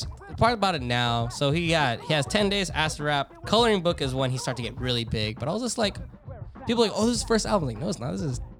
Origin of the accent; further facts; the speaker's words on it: Seattle, Washington, United States; So we're from Seattle.